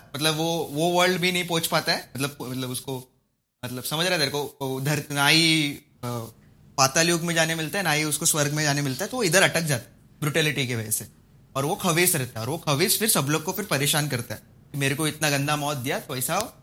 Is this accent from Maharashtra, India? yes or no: yes; Malvan, Maharashtra, India; कोंकण से मैं तो मालवन से हूँ